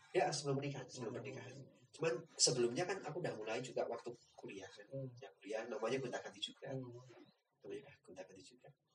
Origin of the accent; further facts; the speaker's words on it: Temanggung, Central Java, Indonesia; kalau di Temanggung itu hmm. mas, terutama di desaku